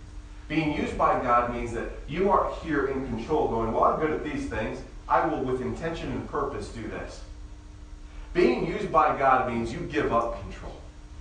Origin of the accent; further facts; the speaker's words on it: Indiana, United States; I mean, I normally tell them Indiana because that's where I was born and I spent a good amount of years there